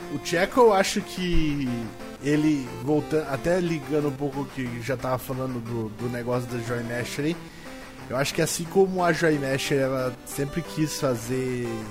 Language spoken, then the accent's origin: Portuguese; Sorocaba, São Paulo, Brazil; de Sorocaba